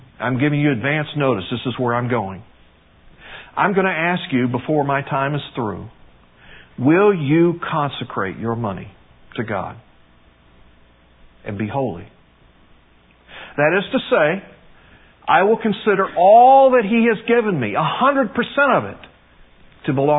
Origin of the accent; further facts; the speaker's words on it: United States; being American